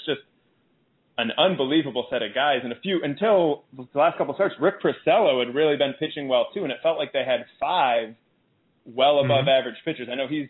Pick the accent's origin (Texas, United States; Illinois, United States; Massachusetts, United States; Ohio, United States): Illinois, United States; Chicago; I grew up in Chicago. I've lived in Chicago most of my life